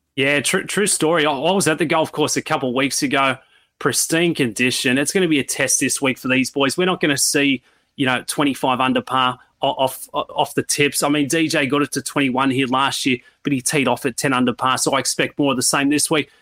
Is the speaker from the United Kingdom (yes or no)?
no; Sydney, New South Wales, Australia; moved away; I, I come from Sydney